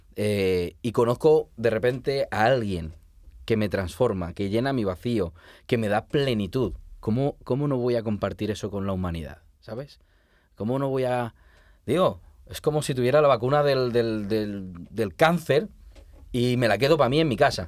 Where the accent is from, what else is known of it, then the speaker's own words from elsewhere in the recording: La Rioja, Spain; moved away as an adult; also born or lived in Logroño; now in Barcelona, Spain; yo soy de La Rioja